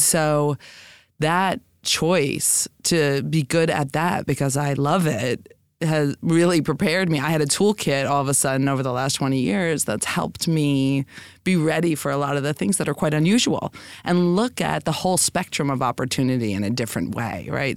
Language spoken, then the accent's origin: English; New York City, New York, United States; I'm a lifelong New Yorker, so, you know, I was born in the Bronx, you know, I've been here my whole life